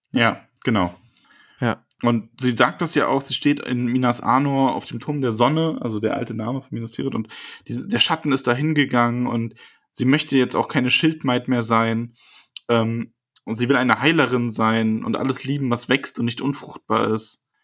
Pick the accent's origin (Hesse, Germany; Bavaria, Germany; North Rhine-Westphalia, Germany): Bavaria, Germany; ich komme aus Bayern